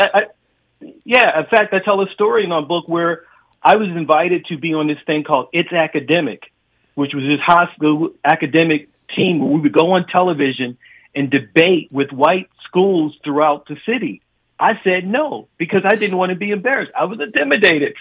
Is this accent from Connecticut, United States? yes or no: no; Baltimore, Maryland, United States; I grew up in Baltimore